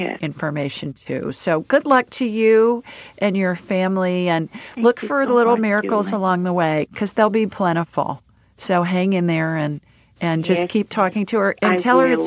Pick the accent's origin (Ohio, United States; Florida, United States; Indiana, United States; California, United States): Ohio, United States; moved away as an adult; also born or lived in South Dakota / Los Angeles; I grew up in Ohio, Lori, and then I lived in South